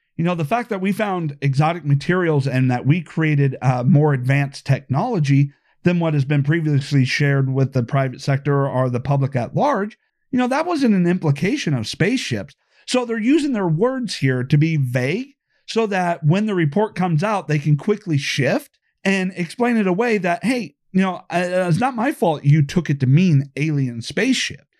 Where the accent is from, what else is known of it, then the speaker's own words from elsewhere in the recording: Iowa, United States; my home state of Iowa